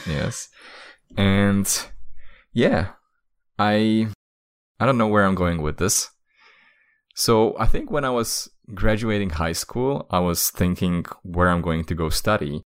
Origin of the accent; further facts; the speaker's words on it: Slovakia; I'm from Slovakia, and in Slovakia